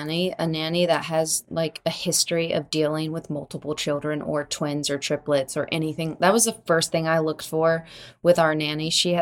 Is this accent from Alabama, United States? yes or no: no; Florida, United States; born or raised there